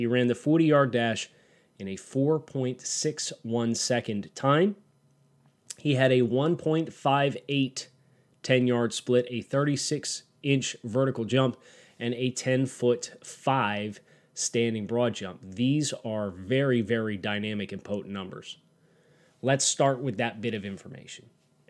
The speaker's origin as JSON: {"language": "English", "region": "Mid-Atlantic", "country": "United States", "said": "I graduated my undergraduate from Penn State. I'm from the Mid-Atlantic area"}